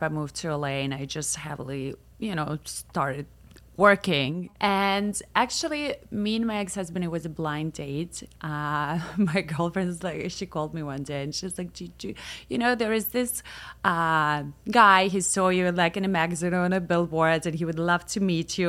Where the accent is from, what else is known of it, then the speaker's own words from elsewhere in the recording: Moscow, Russia; moved away as an adult; also born or lived in Milan / Newport Beach / Los Angeles; now in United States; I grew up in Moscow